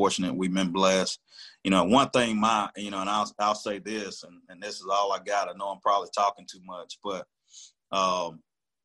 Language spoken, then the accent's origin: English; Tuscaloosa, Alabama, United States; I'm from Tuscaloosa. This is my hometown.